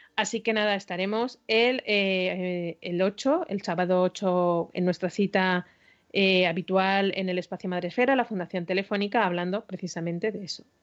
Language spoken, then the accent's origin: Spanish; Galicia, Spain; soy muy gallega